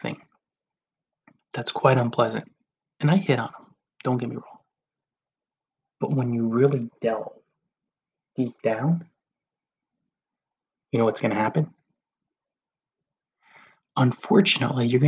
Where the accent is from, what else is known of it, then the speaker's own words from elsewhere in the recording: New Jersey, United States; the towns I grew up in New Jersey